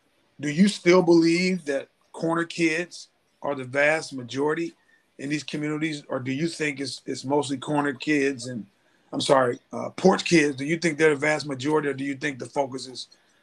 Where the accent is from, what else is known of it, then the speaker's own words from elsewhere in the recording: Cincinnati, Ohio, United States; I grew up in Cincinnati, Ohio, in this community called Avondale